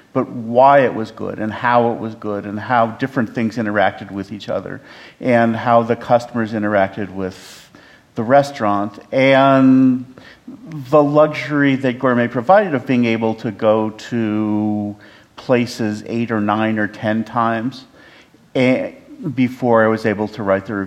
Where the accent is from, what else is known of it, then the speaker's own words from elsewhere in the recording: California, United States; I'm from California